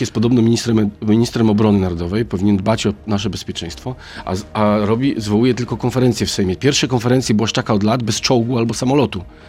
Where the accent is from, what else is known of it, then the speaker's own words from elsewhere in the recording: Szczecin, West Pomeranian Voivodeship, Poland; ja jestem ze Szczecina